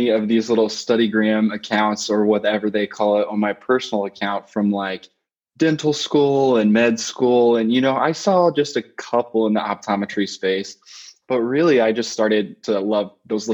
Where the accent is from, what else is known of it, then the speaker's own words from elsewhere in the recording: Springfield, Missouri, United States; moved away as an adult; now in Chicago, United States; I'm from Springfield, Missouri originally, so right in the Midwest there